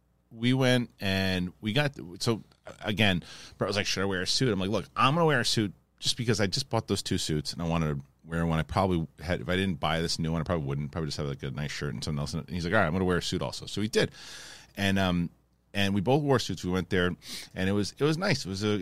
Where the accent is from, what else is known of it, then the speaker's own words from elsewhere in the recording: East Coast, United States; I'm from the East Coast.